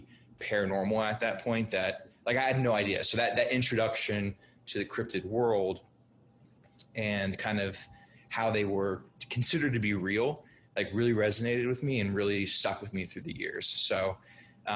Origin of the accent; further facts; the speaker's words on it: Brazil; moved away; I grew up in Brazil